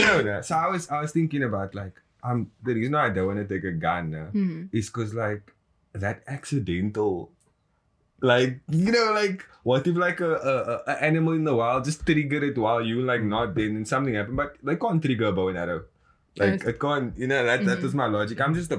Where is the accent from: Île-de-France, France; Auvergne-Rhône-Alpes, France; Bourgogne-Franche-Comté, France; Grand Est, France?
Grand Est, France; I'm from Alsace, man, but I'm not like, I'm ghetto.